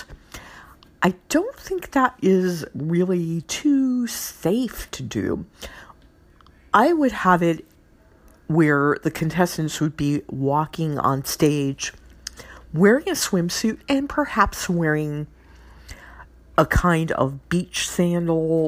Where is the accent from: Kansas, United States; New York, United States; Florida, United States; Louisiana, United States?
Louisiana, United States; my home state gal, the new Miss Louisiana